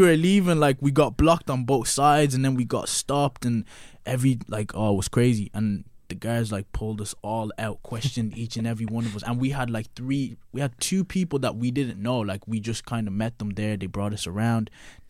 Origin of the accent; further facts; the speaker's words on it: Ireland; Like, LA was so big, bro. Like, it was just like, yo, I came from Ireland and I'm in LA, and it's just like everything is huge.